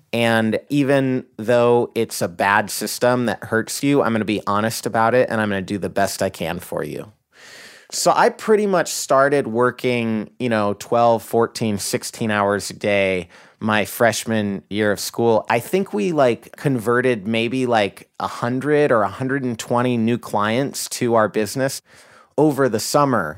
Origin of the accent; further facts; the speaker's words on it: Idaho, United States; now in Seattle, United States; I grew up in Idaho, in a conservative Christian family